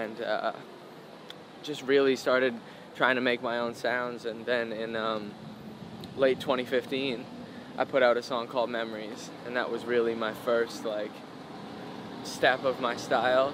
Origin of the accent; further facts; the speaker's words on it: Canada; now in Los Angeles, United States; I was a little always different and kind of out of place in my hometown